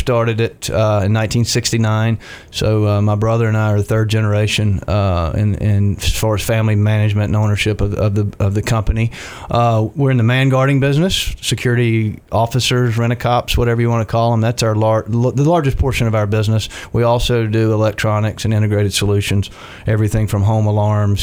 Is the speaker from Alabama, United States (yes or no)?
yes; Dothan, Alabama, United States; Born and raised in Dothan